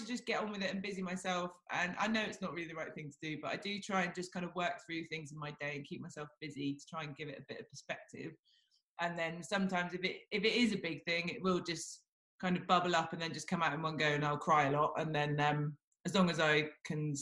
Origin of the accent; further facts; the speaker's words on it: Devon, South West England, United Kingdom; growing up in Devon, you don't really come across that many people